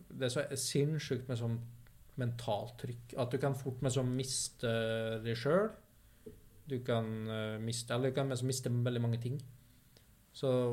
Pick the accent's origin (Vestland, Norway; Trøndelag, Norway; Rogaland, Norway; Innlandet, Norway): Innlandet, Norway; Vinstra; moved away; der jeg kommer fra, som er da dalsida opp mot Perintgarden. På Vinstra.